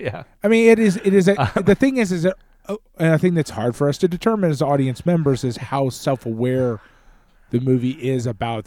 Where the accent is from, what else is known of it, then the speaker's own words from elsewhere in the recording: United States; But like, to me, like, and again, we're American, so it's a little bit different